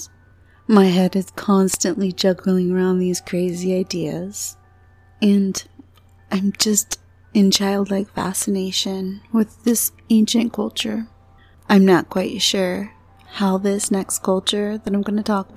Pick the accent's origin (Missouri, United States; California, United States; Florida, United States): Florida, United States; moved away; I'm from Florida